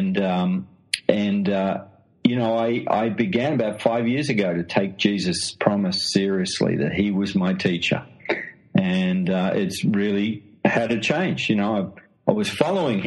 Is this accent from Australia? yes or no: yes; Australia; accent: Australian; moved away as an adult; now in London, United Kingdom; as you can tell from the accent, I'm an Australian